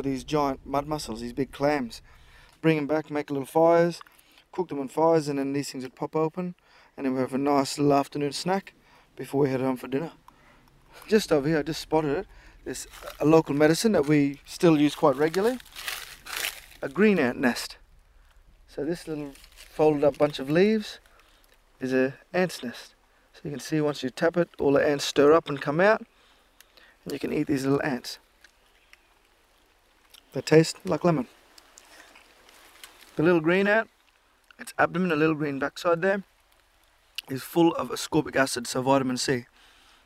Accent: Mossman, Queensland, Australia; I was born in Mossman, grew up pretty much on this beachfront

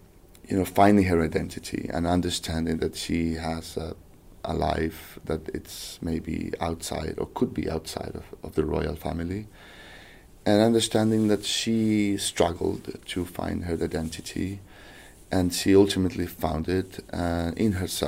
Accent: Chile; English is a second language; I'm from South America, from Chile, so there's nothing that could be further away from my reality and my culture and education than the royal family

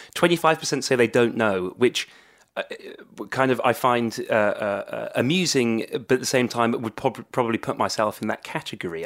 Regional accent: Swansea, Wales, United Kingdom; I come from, uh, uh, Swansea, a kind of Anglophone, uh, uh, part of Swansea, uh, which is Wales's second city

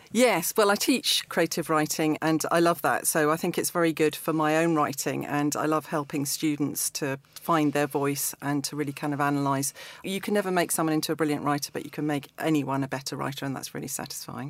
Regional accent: East Anglia, East of England, United Kingdom; I grew up in East Anglia

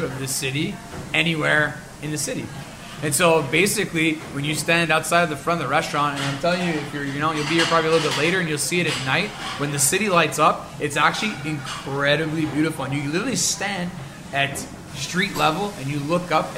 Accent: Montreal, Quebec, Canada; I grew up in the Southwest in LaSalle and Point St. Charles

